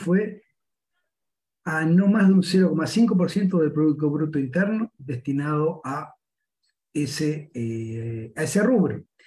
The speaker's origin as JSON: {"language": "Spanish", "country": "Uruguay"}